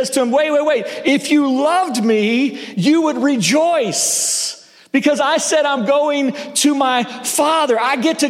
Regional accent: the South, United States; also born or lived in Northeast United States; now in Northeast, United States; I grew up in the South

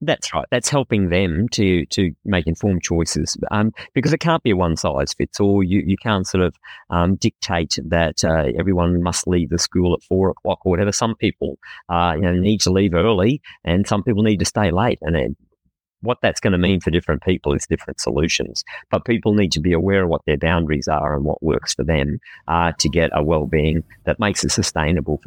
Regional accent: Queensland, Australia; I am a Queenslander

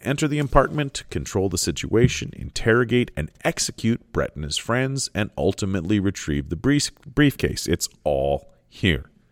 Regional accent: Canada; I'm Canadian

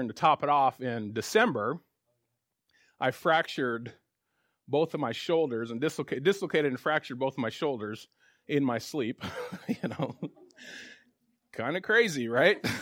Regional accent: Spokane, Washington, United States; also born or lived in Tulsa, Oklahoma; I grew up here in Spokane

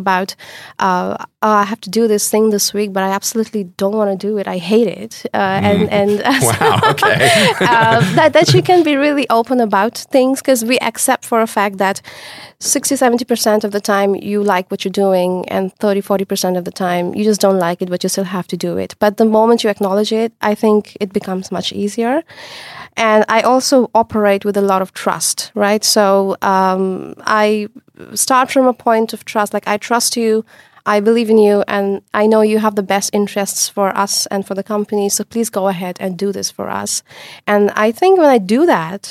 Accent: India; moved away as an adult; now in Netherlands; I come from India. And when I did my bachelor's there, it was very, very different.

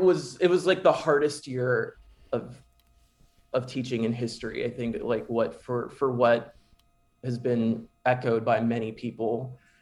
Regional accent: Keller, Texas, United States; to be in here in Keller ISD. To give back to my hometown

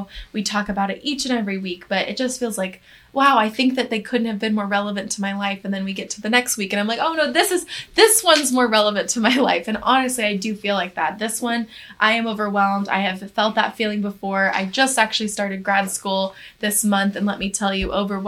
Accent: the South, United States; I am from the South myself

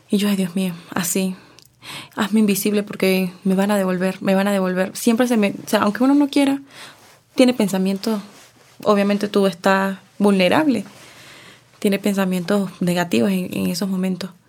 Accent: Mérida, Venezuela; moved away as an adult; yo soy del frío, de Mérida, muy frío.

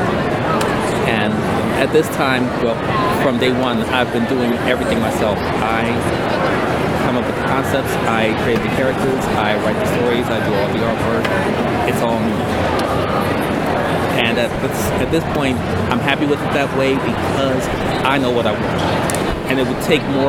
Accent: Chicago, Illinois, United States; now in Kansas City, United States; I'm originally from Chicago

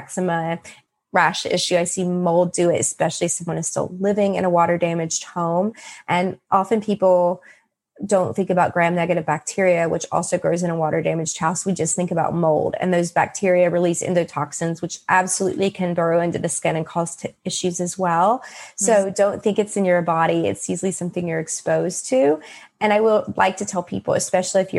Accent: West Virginia, United States; I'm from West Virginia

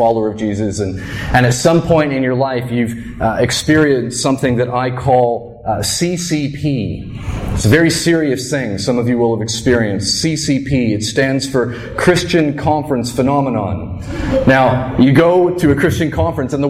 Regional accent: New Brunswick, Canada; I grew up in New Brunswick

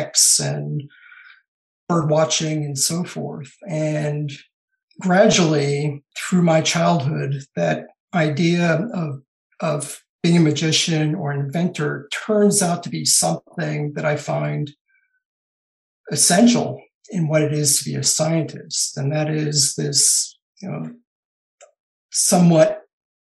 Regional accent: Los Angeles, California, United States; I grew up in Southern California in the suburbs of Los Angeles and San Fernando Valley

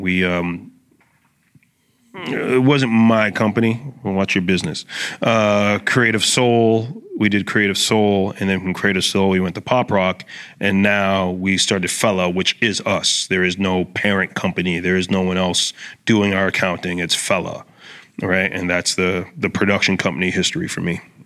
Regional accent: Brampton, Ontario, Canada; I grew up in Brampton

